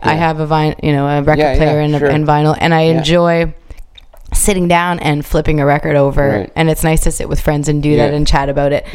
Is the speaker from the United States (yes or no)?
no; Canada; I'm a foreigner, you know, I'm a Canadian, even though I do speak Italian